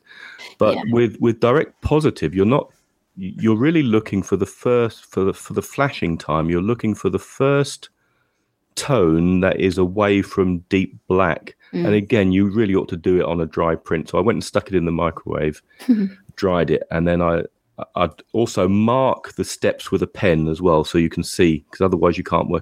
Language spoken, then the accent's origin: English; England, United Kingdom; we're English